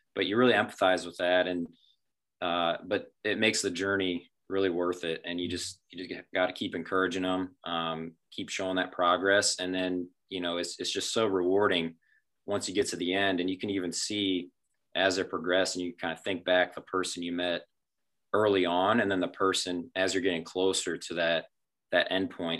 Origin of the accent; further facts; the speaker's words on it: small town outside of Findlay, Ohio, United States; town outside of findlay so born and raised